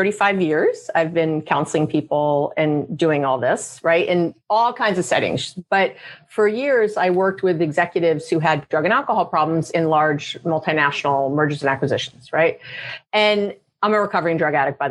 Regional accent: New York, United States; I'm a Jew from New York. We go to school for a long time.

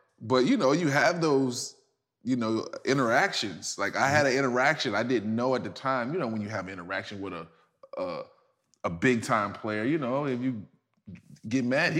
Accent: Louisiana, United States; But, you know, it's just where I'm from Louisiana. So, you know, we bite out there.

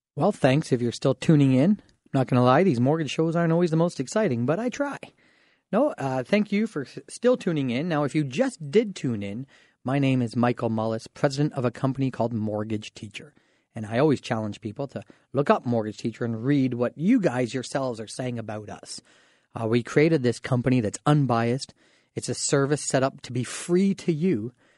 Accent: Canada; We can be smart as Canadian shoppers

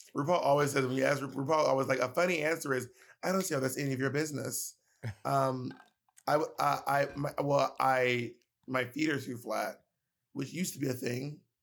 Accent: Columbus, Georgia, United States; moved away; also born or lived in New York City; I grew up in Columbus, Georgia

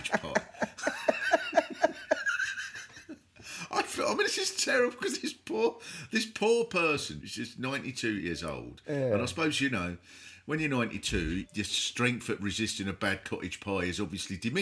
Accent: Kent, South East England, United Kingdom; growing up in Kent

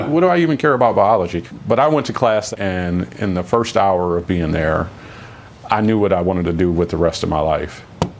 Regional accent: East Cleveland, Ohio, United States; I grew up in East Cleveland, which is a very impoverished city. We were on welfare

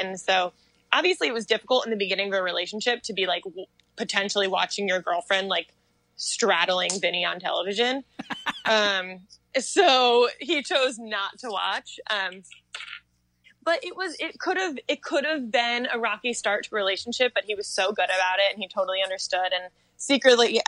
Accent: Connecticut, United States; now in New York City, United States; We're both from Connecticut, so we love it there

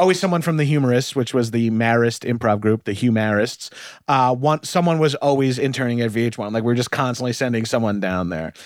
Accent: Long Island, New York, United States; moved away; I'm from Long Island

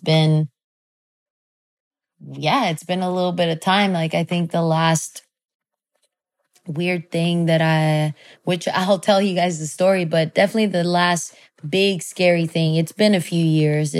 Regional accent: Mexico; I come from Mexico

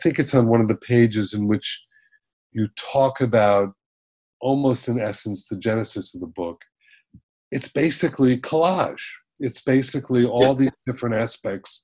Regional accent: Miami Beach, Florida, United States; I was born in Miami Beach, raised in Miami Beach

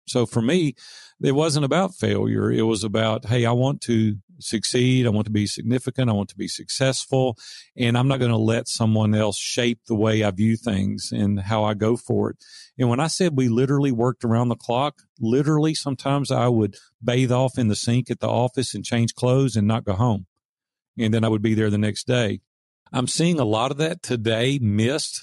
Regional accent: the South, United States; accent: Southern; my Southern accent

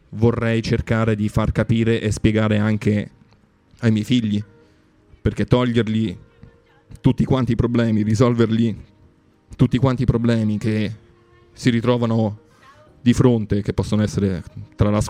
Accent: Rome, Lazio, Italy; Io sono cresciuto a Roma, ho avuto la... Non è la fortuna, è proprio il culo. Uh, devo dire, ci ho avuto il culo di spostarmi a Roma quando avevo 16 anni

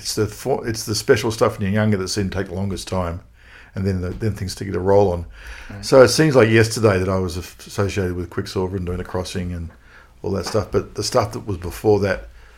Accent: Sydney, New South Wales, Australia; I was born in Sydney. And Sydney's got a very similar beach culture, or even more of a beach culture than in Los Angeles. You know, when I was a toddler, I was down the beach, sort of swimming between the flags

